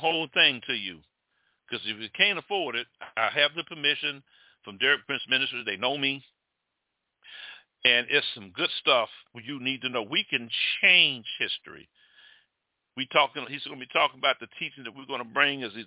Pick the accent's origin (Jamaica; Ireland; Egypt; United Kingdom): Jamaica; I'm Jamaican